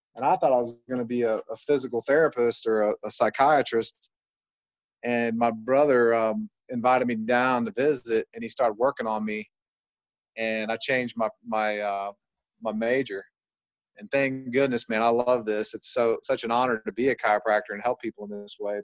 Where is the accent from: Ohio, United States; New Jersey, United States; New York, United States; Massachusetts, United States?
Ohio, United States; I come from Ohio, which is a, you know, medically mindset state